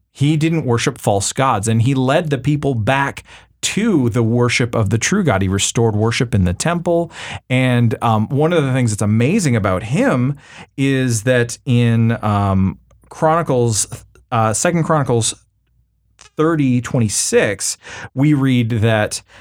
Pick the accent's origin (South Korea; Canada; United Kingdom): Canada; now in United States; you know as a Canadian